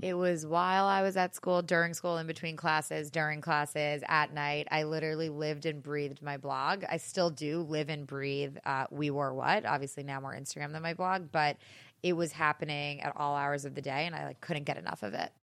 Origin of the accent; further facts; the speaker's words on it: Great Neck, New York, United States; I am from Great Neck on Long Island. It's about a twenty-minute train ride outside the city. And I grew up in a small town